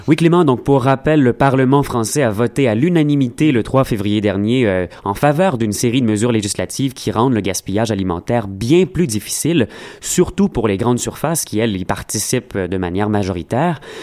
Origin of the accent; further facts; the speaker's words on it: Montreal, Quebec, Canada; On est Montréalais